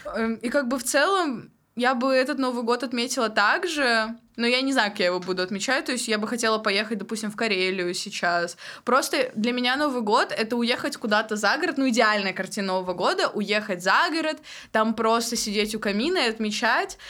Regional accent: Golyshmanovo, Tyumen Oblast, Russia; moved away; я из Галышманова, это Тюменская область, вот. Но я училась 10-11 класс в Тюмени

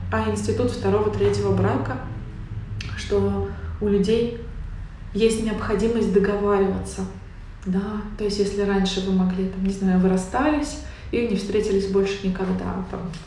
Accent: Tatarstan, Russia; moved away; я выросла и живу в Татарстане, у нас здесь есть некоторая специфика всего

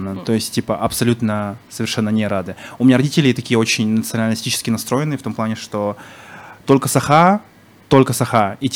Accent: Kazakhstan; Я говорю, я казах.

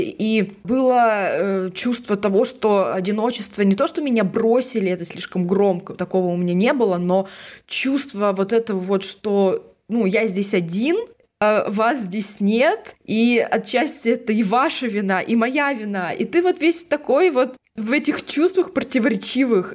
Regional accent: Russia; now in Prague, Czechia; я из России

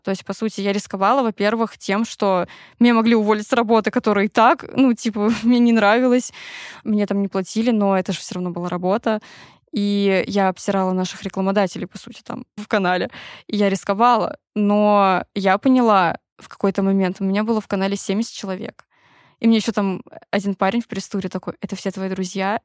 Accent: Tver Oblast, Russia; я выросла в Тверской области

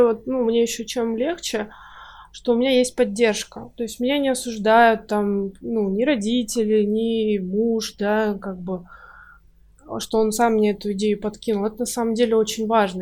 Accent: Russian Far East, Russia; moved away as an adult; now in Kaliningrad, Russia; я жила раньше на Дальнем Востоке, а сейчас мы переехали в Калининград уже, ну, года три, наверное, прошло, или даже четыре

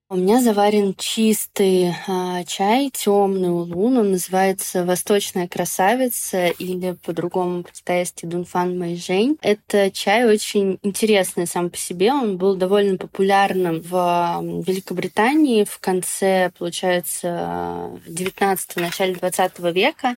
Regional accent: Moscow, Russia; мы сами вообще из Москвы

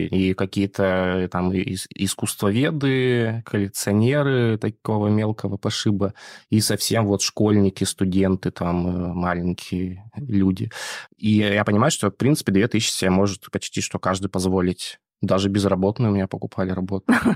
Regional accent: Barnaul, Altai Krai, Russia; moved away; я вообще родом из Барнаула

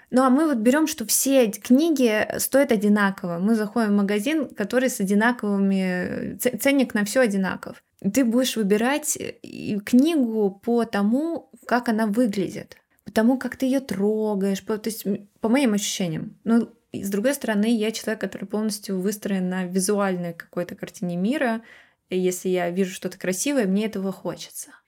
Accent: Moscow, Russia; я росла в Москве

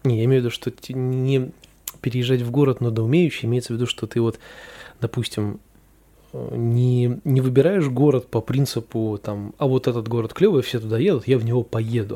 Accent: Saint Petersburg, Russia; я считаю, что я из Петербурга

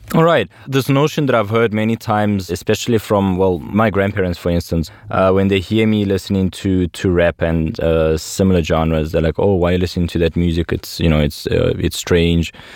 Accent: South Africa; moved away as an adult; also born or lived in Russia; I grew up in South Africa in a really small town

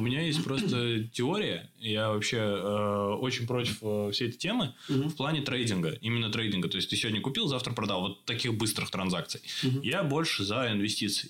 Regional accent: Russia; now in Czech Republic; я из России

